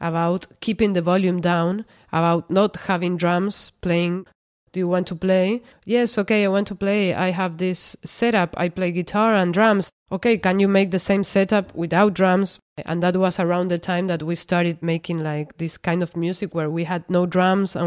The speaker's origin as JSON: {"language": "English", "town": "Rosario", "region": "Santa Fe", "country": "Argentina", "moved": "yes", "lives_now": "Buenos Aires, Argentina", "said": "I'm from Rosario. It's a city in Santa Fe, a province in Argentina, but I've been living in Buenos Aires for so many years that I consider myself a porteña."}